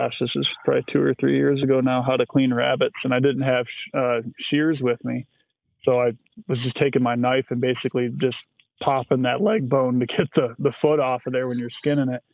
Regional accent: West Michigan, United States; I'm from West Michigan, kind of between Grand Rapids and Holland

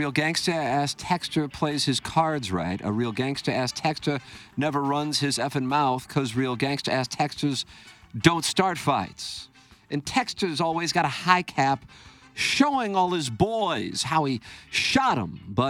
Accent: St. Louis, Missouri, United States; But growing up in St. Louis, I appreciated the charm of a dying Rust Belt city that lost its football team and has no idea how to repurpose their antiquated dome stadium.

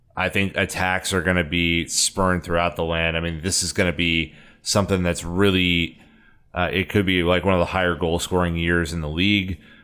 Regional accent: United States; as an American

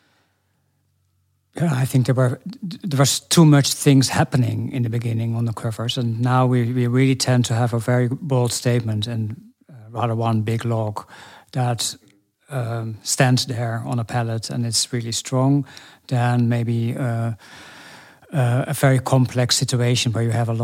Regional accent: Norway; moved away; I grew up in Norway, all the small towns connected to the big river, the Glomma

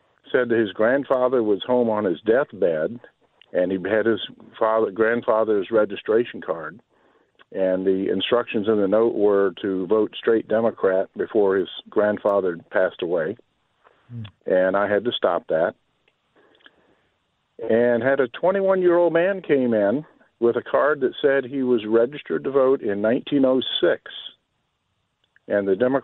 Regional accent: Charleston, South Carolina, United States; I grew up in Charleston, South Carolina in the 60s

